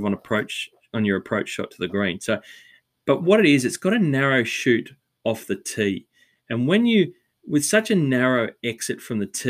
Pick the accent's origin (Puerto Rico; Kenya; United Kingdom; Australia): Australia; as an Aussie